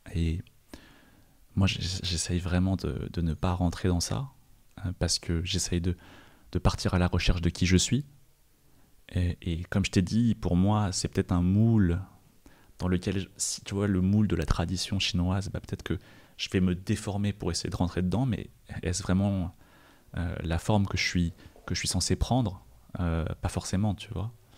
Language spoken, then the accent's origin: French; France; quand j'ai grandi en France, bah, on m'a envoyé à mes origines chinoises